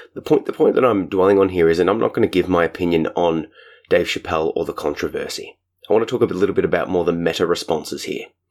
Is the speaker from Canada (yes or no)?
no; Australia; my home country, Australia.